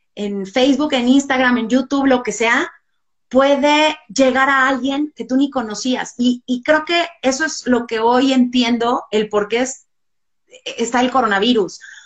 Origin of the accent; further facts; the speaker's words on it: Mexico; como mexicanos